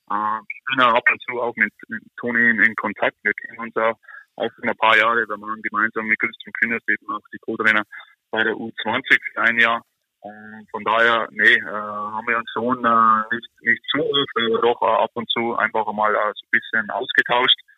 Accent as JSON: {"language": "German", "country": "Germany", "moved": "as an adult", "lives_now": "United States"}